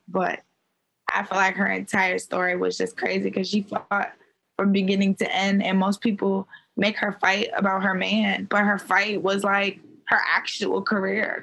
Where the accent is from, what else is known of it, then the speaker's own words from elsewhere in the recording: Maryland, United States; also born or lived in Baltimore, Maryland; I'm from Maryland